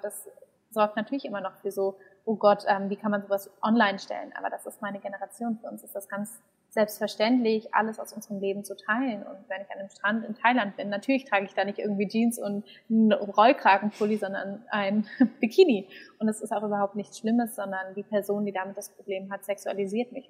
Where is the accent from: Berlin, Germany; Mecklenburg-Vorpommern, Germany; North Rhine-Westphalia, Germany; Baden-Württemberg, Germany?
Berlin, Germany; gebürtige Berlinerin